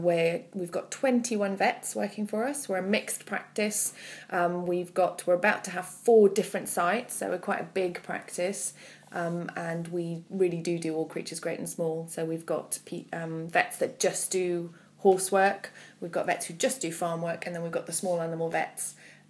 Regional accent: Malmö, Skåne, Sweden; English is a second language; also born or lived in Canada; now in United Kingdom; Yes, that's right, I'm from Malmö in Sweden.

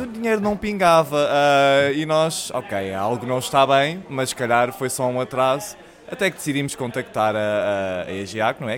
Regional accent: Lisbon, Portugal; Eu cresci na Madragoa, não é? Fui da maternidade diretamente para a Madragoa.

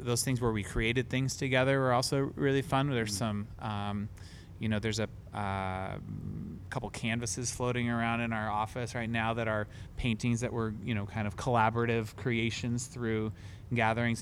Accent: Olympia, Washington, United States; now in Seattle, United States; I grew up in Olympia, on, Steamboat Island Road

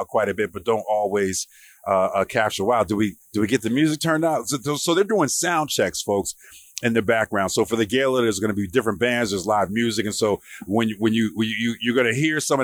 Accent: Newark, New Jersey, United States; the kind of neighborhood I grew up in Newark, New Jersey

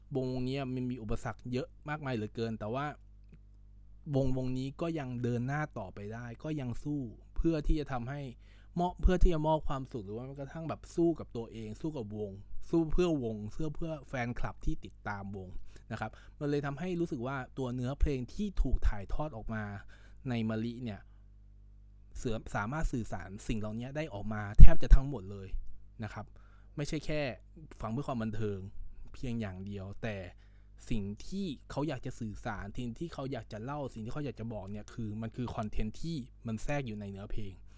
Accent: Isan, Thailand; ผมเองมันเป็นคนอีสานอยู่แล้วนะครับ

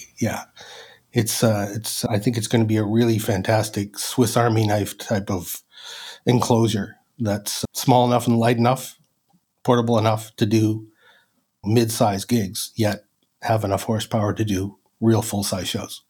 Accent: Halifax, Nova Scotia, Canada; moved away as an adult; now in Brockville, Canada; I hail from Halifax, Nova Scotia, originally. So I did that until the mid-2000s. And then I made the move up here to Brockville, Ontario

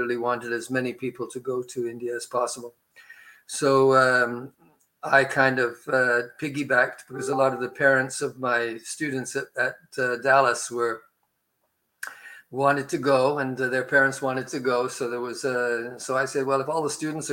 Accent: Montreal, Quebec, Canada; I'm talking to you from Montreal, which is where I spent most of my adolescent life

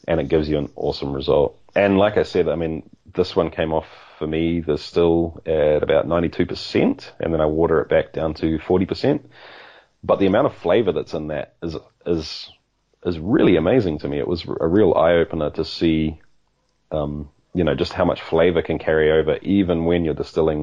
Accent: New Zealand; also born or lived in Australia; I was born in Australia, grew up in New Zealand with ties to other places too

